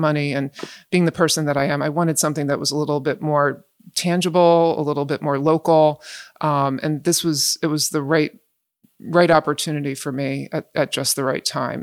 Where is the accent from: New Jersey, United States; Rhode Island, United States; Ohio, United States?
New Jersey, United States; West Windsor; I grew up in West Windsor